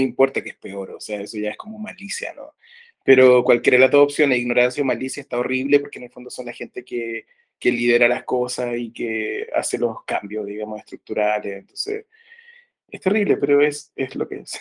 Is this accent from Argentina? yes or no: no; San Antonio, Valparaíso, Chile; also born or lived in Santiago; yo soy de San Antonio, una ciudad que es aledaña, digamos, y está como hacia la costa de Santiago, que es la capital de Chile